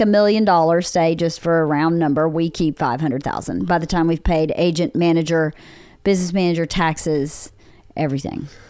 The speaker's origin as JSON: {"language": "English", "town": "Bowdon", "region": "Georgia", "country": "United States", "tie": "born or raised there", "moved": "as an adult", "lives_now": "Los Angeles, United States", "said": "in rural Georgia, in Bowdoin, Georgia, in my hometown"}